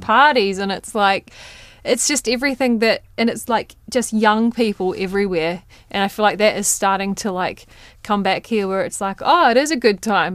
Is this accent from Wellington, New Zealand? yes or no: no; Waimate, Canterbury, New Zealand; moved away; my hometown of Waimate